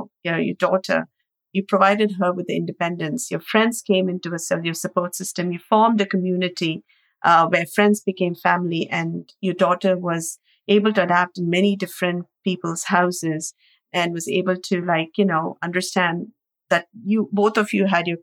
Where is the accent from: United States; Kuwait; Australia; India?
India; Growing up in India